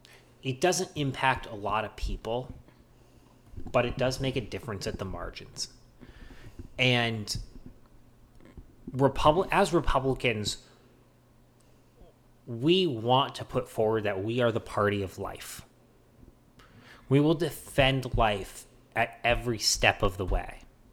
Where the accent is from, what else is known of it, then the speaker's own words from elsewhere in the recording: the South, United States; listen, I grew up in the South.